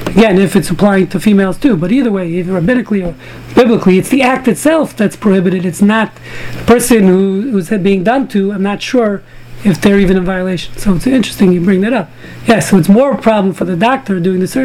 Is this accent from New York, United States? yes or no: yes; New York City, New York, United States; when I was growing up in Brooklyn, you know, in the 60s